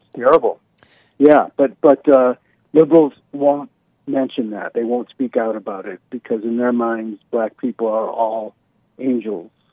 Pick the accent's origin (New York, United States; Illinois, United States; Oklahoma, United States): New York, United States; Buffalo; with that Buffalo shooter, my hometown